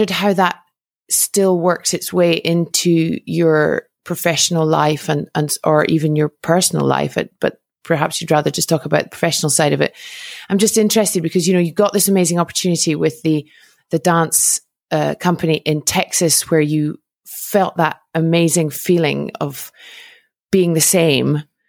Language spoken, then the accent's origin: English; United Kingdom; moved away as an adult; from the perspective of a Brit who has lived abroad now for 12 years, and having been home very recently